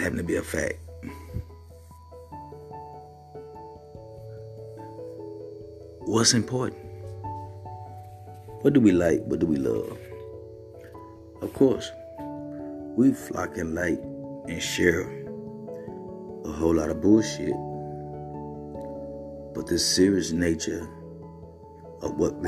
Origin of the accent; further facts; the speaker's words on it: Mississippi, United States; I'm from Mississippi, where poverty and being poor is nothing new.